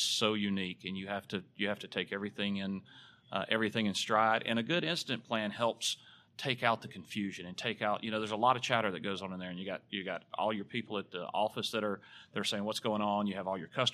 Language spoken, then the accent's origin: English; Alabama, United States; I am from Alabama. My accent give it away.